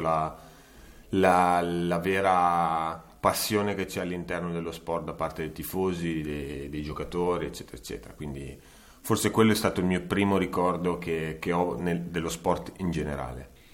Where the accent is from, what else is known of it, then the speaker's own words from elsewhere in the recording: Como, Lombardy, Italy; io sono di Como, quindi andavo allo stadio Senigalli